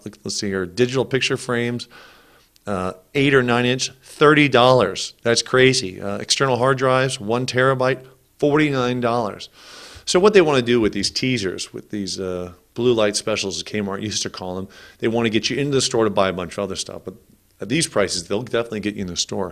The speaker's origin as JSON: {"language": "English", "region": "California", "country": "United States", "tie": "born or raised there", "said": "I grew up in California"}